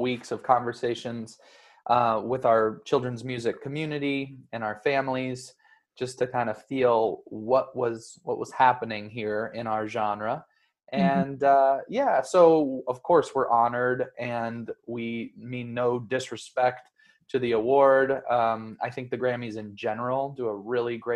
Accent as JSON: {"language": "English", "town": "Denver", "region": "Colorado", "country": "United States", "tie": "born or raised there", "said": "We grew up together in Denver, Colorado"}